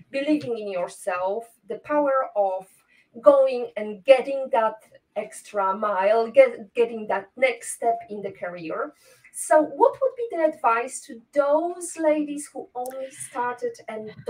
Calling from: Toruń, Kuyavian-Pomeranian Voivodeship, Poland; English is a second language; I'm joining from Torun today. It's a bit rainy

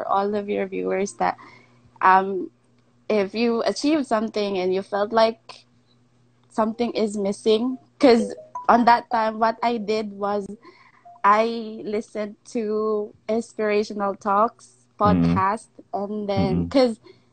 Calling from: Cebu City, Central Visayas, Philippines; I'm calling from Cebu

